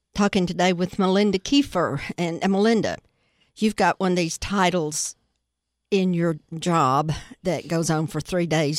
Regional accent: United States; I was born and raised in Putnam County

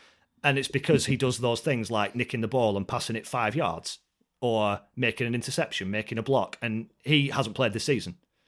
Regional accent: North West England, United Kingdom; accent: Scouse; I'm not going to attempt the voice, by the way, because he hammers me for my Scouse accent, so I'm not going there.

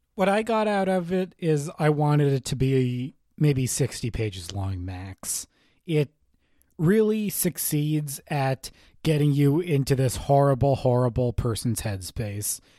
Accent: New York City, New York, United States; I'm a New Yorker myself

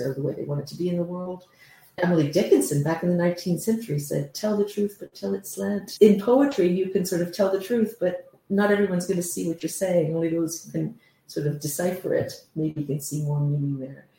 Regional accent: Canada; moved away as an adult; now in London, United Kingdom; I'm originally from Canada. I've been in London since 2011

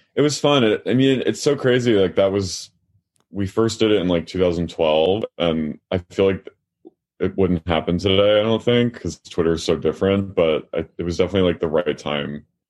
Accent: Haddonfield, New Jersey, United States; I'm from Haddonfield, New Jersey

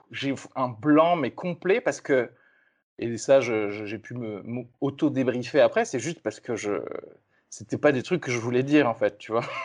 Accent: Toulouse, Occitania, France; je viens de Toulouse

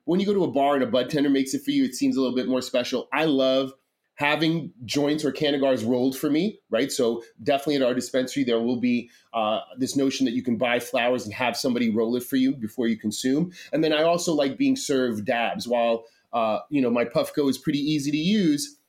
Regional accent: New York City, New York, United States; moved away as an adult; also born or lived in California / Rochester, New York; I grew up in New York City. I grew up in Manhattan, a lot on the Lower East Side

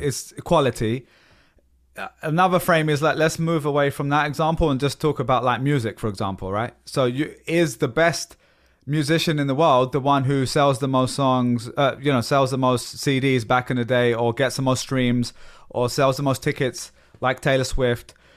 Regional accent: London, United Kingdom; moved away as an adult; now in United States; I've lived in America for 10 years and I grew up in London.

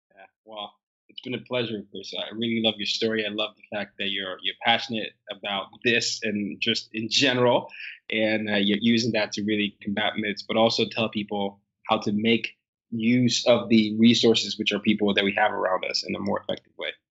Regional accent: Nigeria; now in United States; I am a Nigerian

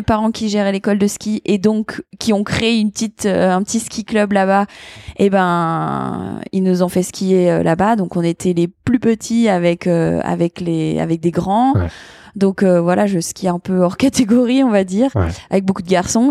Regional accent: Annemasse, Auvergne-Rhône-Alpes, France; also born or lived in New Zealand / Le Grand-Bornand; je suis née à Annemasse, en Haute-Savoie

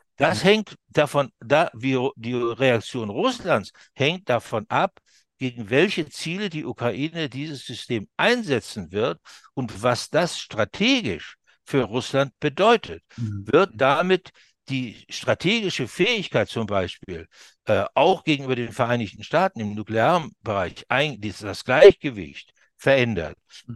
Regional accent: Germany

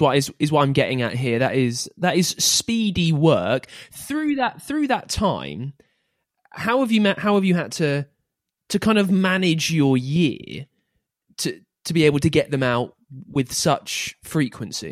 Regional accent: England, United Kingdom; I'm English

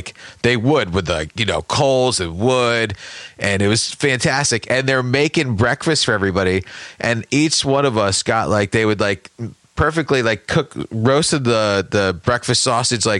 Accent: West Orange, New Jersey, United States; moved away; growing up in West Orange

